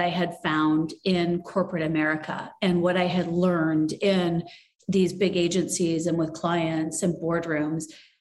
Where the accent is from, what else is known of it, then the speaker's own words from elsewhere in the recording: small towns in Ontario, Canada; I was born in Canada and I grew up in small towns in Ontario and Canada.